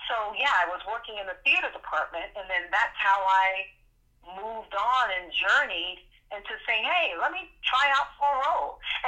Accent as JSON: {"language": "English", "town": "Fort Lauderdale", "region": "Florida", "country": "United States", "tie": "born or raised there", "said": "And yeah, so I know a lot of people, when they find out that I am a Floridian, they say, oh, well, you must have been born in Broward Gene"}